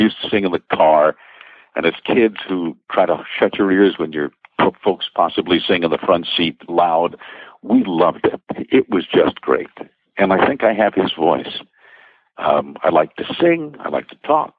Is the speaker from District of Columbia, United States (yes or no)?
no; New York City, New York, United States; also born or lived in Long Island; now in Connecticut, United States; I'm a Brooklyn boy. I'm raised in the New York City area, Connecticut, tri-state area, Long Island